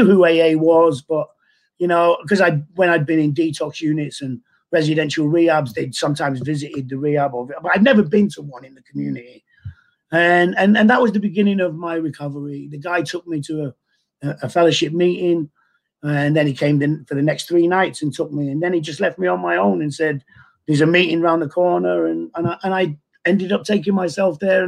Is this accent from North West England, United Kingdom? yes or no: yes; Manchester, North West England, United Kingdom; I was born in Manchester, 1957